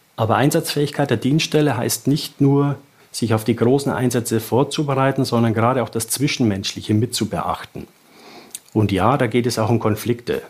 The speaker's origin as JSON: {"language": "German", "area": "south of Regensburg", "region": "Bavaria", "country": "Germany", "tie": "born or raised there", "accent": "Bavarian", "said": "ich bin äh, südlich von Regensburg aufgewachsen."}